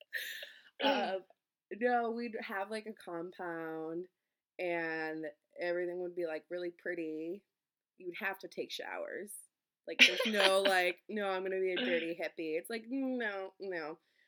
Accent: East Coast, United States; now in Minnesota, United States; we're nice, but we're also very direct because we're from the East Coast

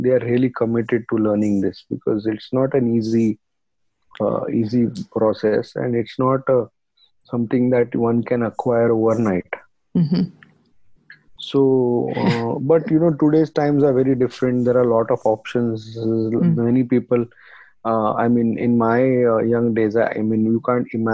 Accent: India; when we grew up in India, we were told if something was trash, this is trash, you better fix it

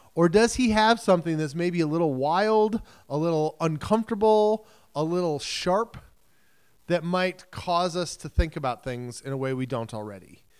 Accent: United States; as modern American Christians

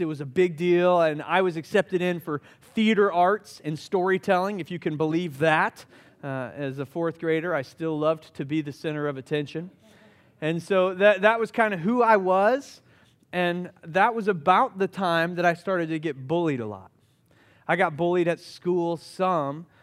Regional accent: Summerville, South Carolina, United States; I grew up in Somerville, South Carolina, which is just outside of Charleston. I'm a Charleston boy.

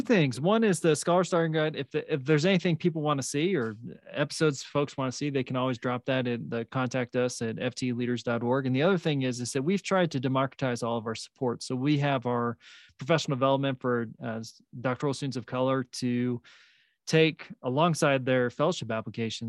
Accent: Salinas, California, United States; now in New Mexico, United States; where I grew up in Salinas

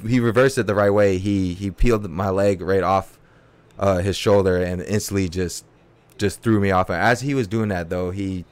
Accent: Berkeley, California, United States; also born or lived in a reservation (unspecified) / Alameda, California; we moved when I was 13. First spot that I hit out here was Berkeley. I grew up in Berkeley a good part of my life

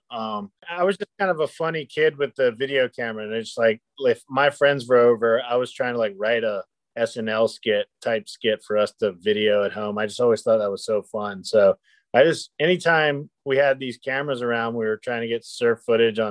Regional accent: Kitty Hawk, North Carolina, United States; moved away as an adult; I've made my way back to my hometown of Kitty Hawk, North Carolina

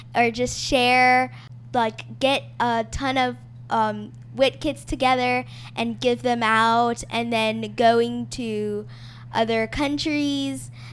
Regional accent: Miami, Florida, United States; now in Montgomery, United States; I was born in Miami, Florida, but I currently live in Montgomery, Alabama

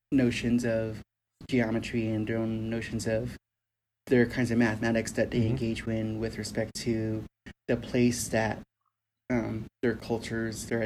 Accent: New Mexico, United States; also born or lived in Arizona; I grew up here in New Mexico

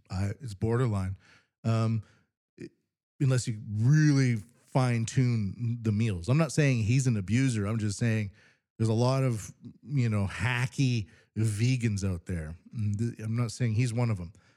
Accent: Canada; now in Japan; I'm from Canada

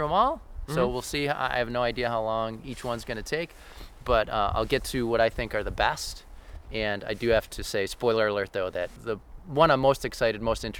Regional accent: Hamburg, New York, United States; This is my hometown. These are actually the woods that I grew up in.

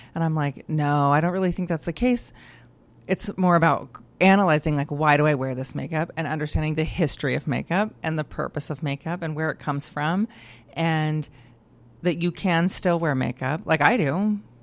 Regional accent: Idaho, United States; moved away as an adult; also born or lived in Oregon / Minnesota; I um, am born and raised in Idaho. I'm an Idahoan um, from birth.

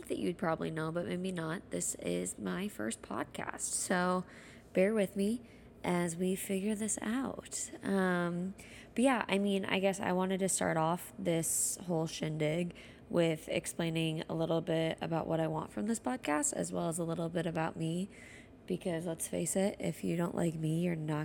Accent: Dallas, Texas, United States; moved away as an adult; also born or lived in Iowa City, Iowa; now in Chicago, United States; I am from Dallas, Texas. Lived there for majority of my life

